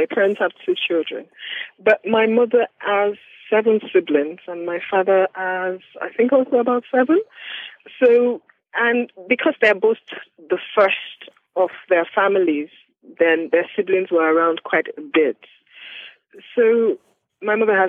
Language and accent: English; Ile-Ife, Osun, Nigeria; also born or lived in Ilesha; I grew up in Nigeria in a city called Ilesha, between Ilesha and Ilefe, where I am right now.